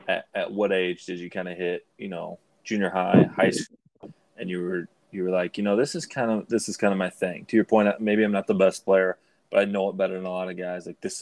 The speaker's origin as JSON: {"language": "English", "town": "Elizabeth", "region": "Indiana", "country": "United States", "tie": "born or raised there", "moved": "yes", "said": "I'm from Indiana, a small town called Elizabeth, Indiana. We had a hoop on a barn, and we had a gravel driveway that like, came down a hill."}